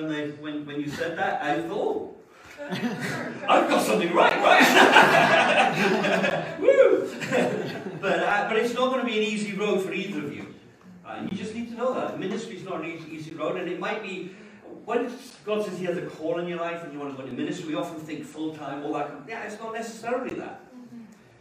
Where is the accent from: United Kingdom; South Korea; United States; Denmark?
United Kingdom; Wales; now in England; I'm from Wales. It's a little country of about 3.5 million people on the west side of the UK